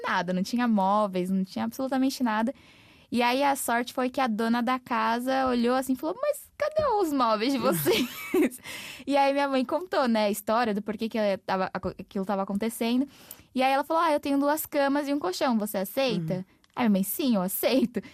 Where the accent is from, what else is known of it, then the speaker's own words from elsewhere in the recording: São Paulo, Brazil; also born or lived in Mogi das Cruzes; o lugar de onde eu vim, em São Paulo, chama Grajaú, que é um distrito de maior índice de vulnerabilidade